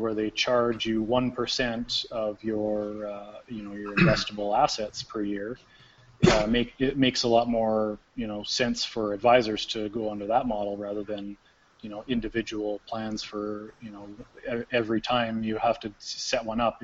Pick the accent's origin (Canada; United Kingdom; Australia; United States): Canada; we're Canadian